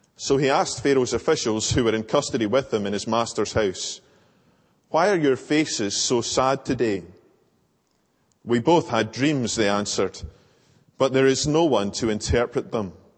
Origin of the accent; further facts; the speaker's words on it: Larbert, Scotland, United Kingdom; I grew up in Larbert Old Church